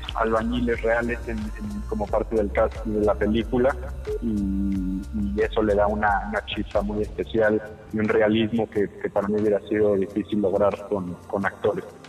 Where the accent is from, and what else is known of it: Mexico